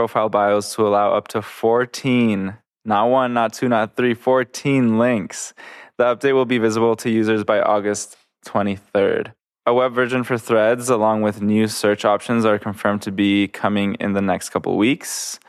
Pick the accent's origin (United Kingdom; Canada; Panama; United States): Panama; moved away; I'm from Panama